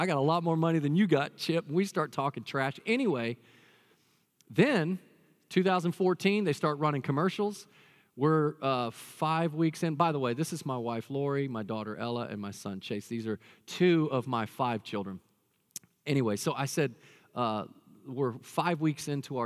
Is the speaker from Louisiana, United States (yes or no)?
no; Dallas, Texas, United States; I've got a twin brother. We grew up in Dallas, Texas